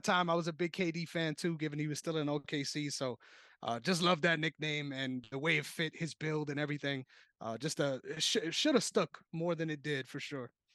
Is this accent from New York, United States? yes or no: yes; New York, United States; my hometown, my beloved New York